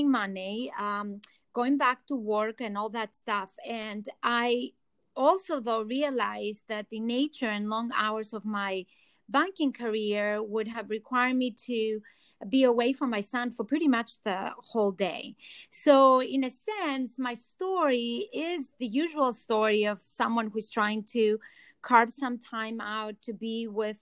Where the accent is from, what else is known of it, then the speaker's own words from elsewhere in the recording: Athens, Attica, Greece; accent: Greek; English is a second language; moved away as an adult; now in New York City, United States; I'm originally from Athens, Greece. That's the accent you're hearing too.